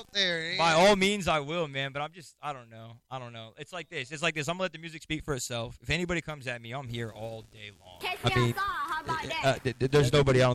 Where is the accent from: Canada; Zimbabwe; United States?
United States; Chandler, Arizona; I'm from Chandler, Arizona.